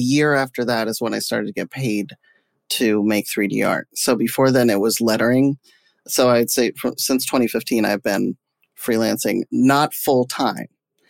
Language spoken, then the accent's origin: English; Jamestown, United States; born there; Well, I was born in Jamestown.